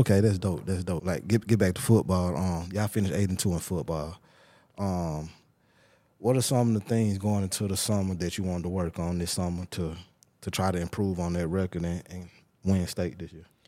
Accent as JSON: {"language": "English", "town": "Tuscaloosa", "region": "Alabama", "country": "United States", "said": "I'm from Tuscaloosa"}